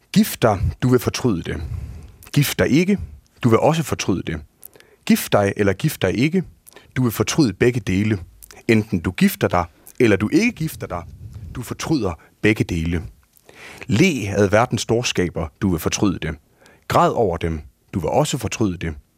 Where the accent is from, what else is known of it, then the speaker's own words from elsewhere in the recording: Herning, Central Denmark Region, Denmark; also born or lived in Aarhus; jeg gik på en øh, friskole i Herning, hvor jeg kommer fra